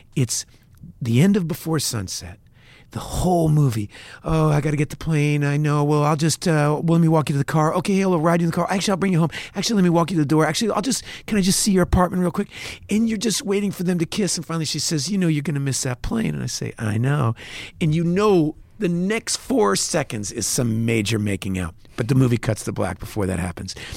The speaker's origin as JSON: {"language": "English", "country": "United States", "said": "as an American artist"}